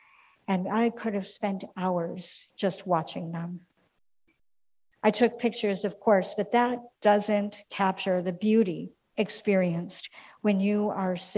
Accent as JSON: {"language": "English", "town": "Minneapolis", "region": "Minnesota", "country": "United States", "tie": "born or raised there", "moved": "yes", "lives_now": "St. Louis, United States", "said": "my hometown of Minneapolis"}